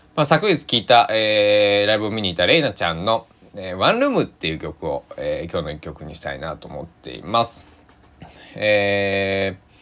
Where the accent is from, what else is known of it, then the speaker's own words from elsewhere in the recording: Susaki, Kochi, Japan; now in Takamatsu, Japan; 僕の地元須崎市